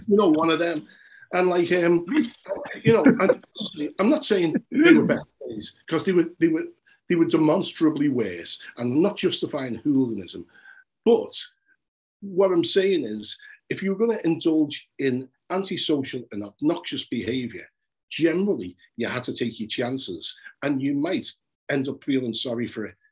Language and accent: English; Liverpool, North West England, United Kingdom; I'm from Liverpool today. In you know, between, between Scotland and Vauxhall Roads